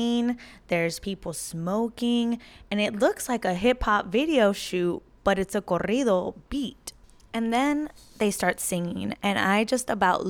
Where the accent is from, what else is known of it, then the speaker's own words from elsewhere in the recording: United States; we did grow up in the United States. A lot of us Latinx Americans have grown up in this space